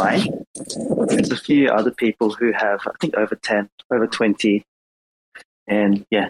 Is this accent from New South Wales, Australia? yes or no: yes; Sydney, New South Wales, Australia; accent: Aussie; now in Japan; I grew up in Sydney.